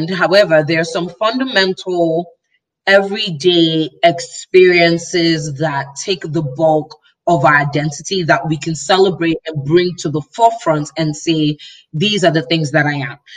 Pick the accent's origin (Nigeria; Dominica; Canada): Nigeria; also born or lived in Chicago, United States; So if I didn't grow, I was born in Chicago actually. So I was born in the US. Yeah. But I was raised in Nigeria by Nigerian by a Nigerian family.